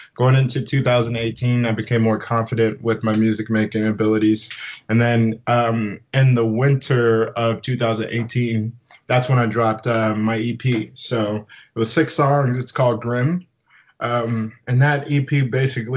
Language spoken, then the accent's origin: English; Whidbey Island, Washington, United States; also born or lived in Memphis, Tennessee; now in Seattle, United States; we had grandparents that lived in Whidbey Island of Washington, which is like a small island. So moved down there when I was 9, went to high school on the island